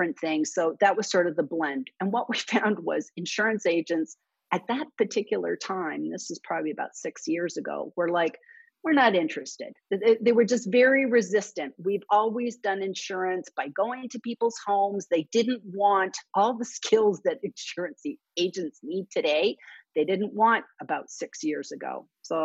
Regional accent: Canada; now in United States; I was Canadian and both my parents were born in London, England.

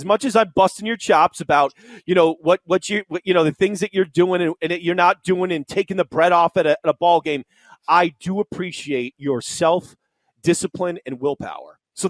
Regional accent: Springfield, Massachusetts, United States; born and raised in New England, I lived 3 years in Boston. Everybody up there, nobody likes college football, and I can't stand it. I'm from Springfield, Massachusetts.

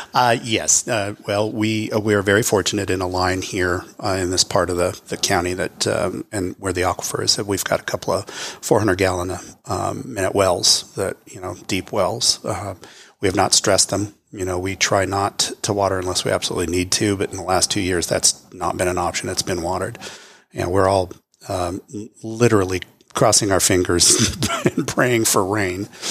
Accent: California, United States; moved away as an adult; now in Texas, United States; being from California. You know, it's where I was born

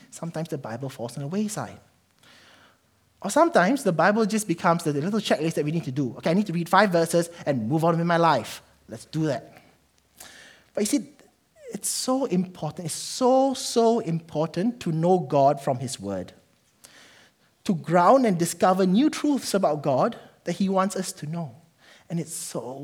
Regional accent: Malaysia; now in New Zealand; I'm Malaysian.

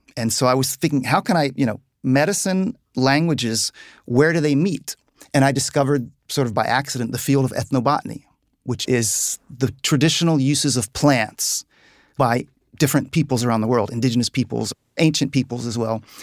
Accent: Virginia, United States; We, we grew up on the Chesapeake Bay, hunting, fishing, crabbing, boating.

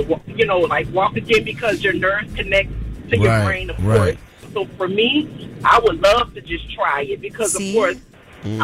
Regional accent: New Orleans, Louisiana, United States; I'm from New Orleans

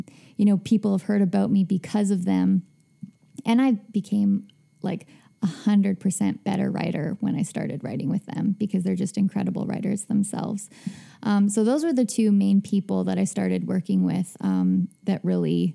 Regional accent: Hudson Bay, Saskatchewan, Canada; moved away; I grew up in Hudson Bay, Saskatchewan

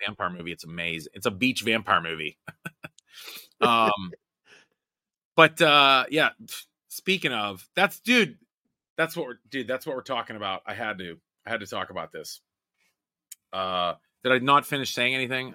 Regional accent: Rust Belt, United States; I grew up in the Rust Belt, poor

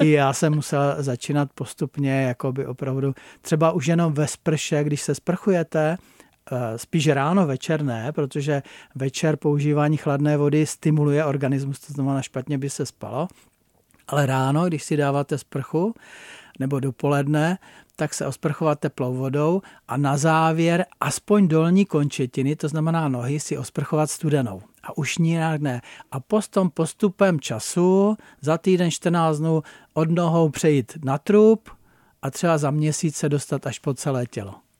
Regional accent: Blansko, South Moravian Region, Czechia; moved away as an adult; now in Jeseník, Czech Republic; vlastně můj domov bylo Blansko, protože pocházím z Blanska, ale můj domov je Seník

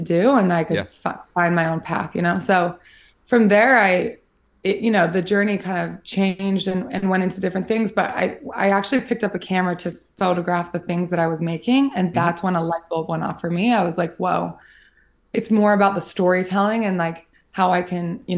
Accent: Salt Lake City, Utah, United States; So I grew up in Salt Lake City, Utah

